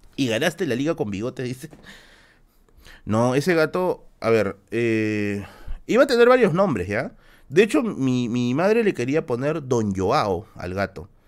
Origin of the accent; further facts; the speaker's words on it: Villa El Salvador, Lima, Peru; soy de Villa Salvador, Nisi, soy de Villa Salvador